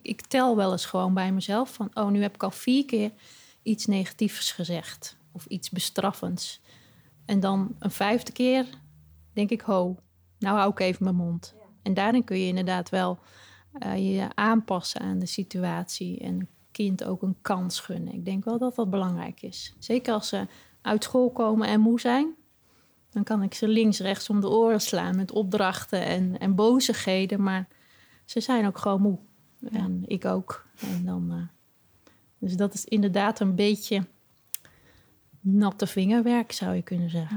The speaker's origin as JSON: {"language": "Dutch", "town": "Kampen", "region": "Overijssel", "country": "Netherlands", "said": "Ik kom uit Kampen."}